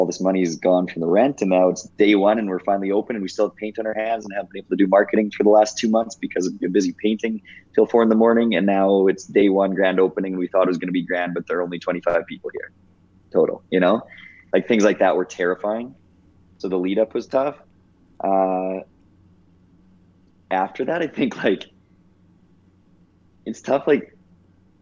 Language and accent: English; Mossbank, Saskatchewan, Canada; also born or lived in Moose Jaw, Saskatchewan; my hometown of Mossbank, Saskatchewan, 120 people total in the high school